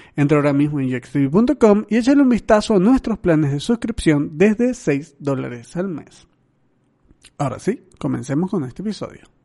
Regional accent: Venezuela; now in Mexico; yo soy un venezolano viviendo en México

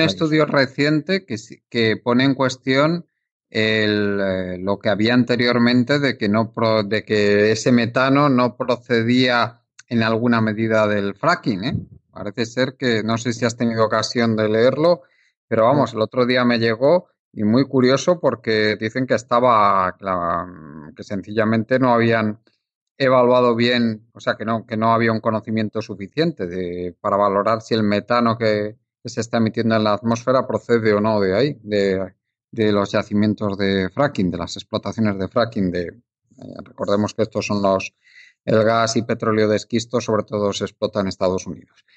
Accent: Spain; en la época que tú y yo nacimos en España

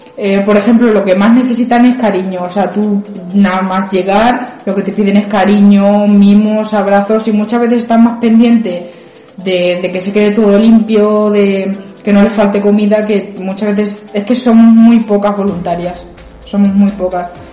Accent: Ciudad Real, Castilla-La Mancha, Spain; vivo aquí en Ciudad Real, nacida en Ciudad Real también

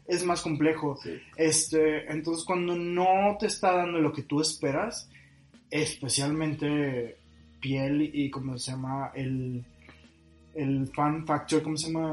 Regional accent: Monterrey, Nuevo León, Mexico; nuestra personalidad como regios

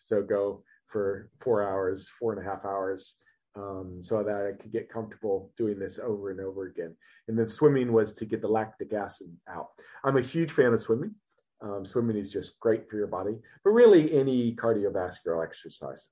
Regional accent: Ohio, United States; I was born and raised in Ohio. Uh, in the United States.

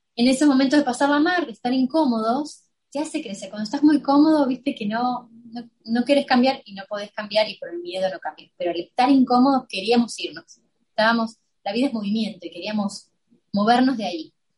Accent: Buenos Aires, Argentina; now in United States

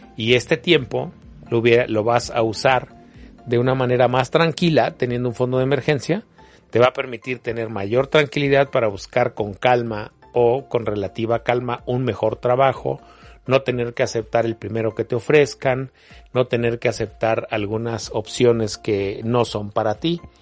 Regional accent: Mexico; como mexicanos

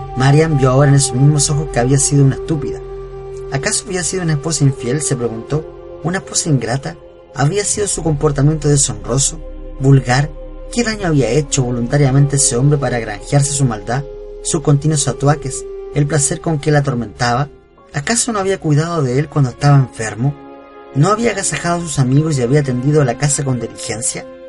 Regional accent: Chile; de Chile

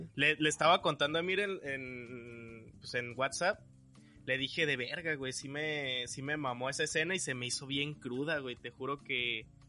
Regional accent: Jalisco, Mexico; moved away; soy de Jalisco

